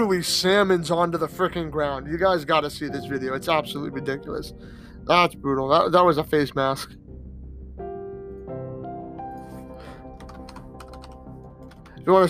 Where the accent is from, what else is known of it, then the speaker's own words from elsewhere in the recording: Massachusetts, United States; I'm from Massachusetts